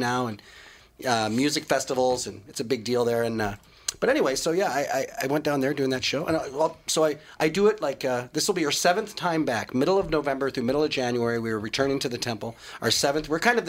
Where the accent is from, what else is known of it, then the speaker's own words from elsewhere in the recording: Edina, Minnesota, United States; now in Des Moines, United States; Edina, Minnesota.